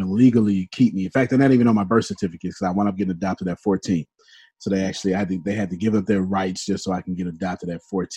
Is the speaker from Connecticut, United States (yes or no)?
no; Texas, United States; I'm from Texas